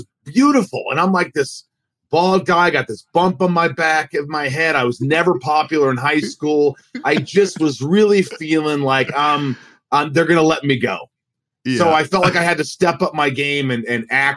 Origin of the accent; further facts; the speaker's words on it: Newburgh, Indiana, United States; also born or lived in New York; we just landed in Newburgh, Indiana, and thus began my life growing up in the Midwest